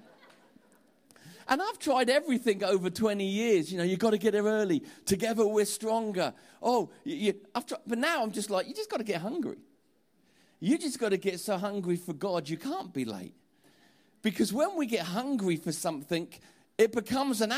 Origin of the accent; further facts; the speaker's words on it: Portsmouth, South East England, United Kingdom; I'm from Portsmouth